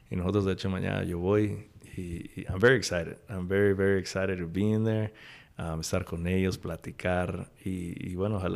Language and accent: Spanish; Córdoba, Veracruz, Mexico; O sea, en, en México nosotros somos de Córdoba, del puerto, y, y somos mucho de pues cosas criolas.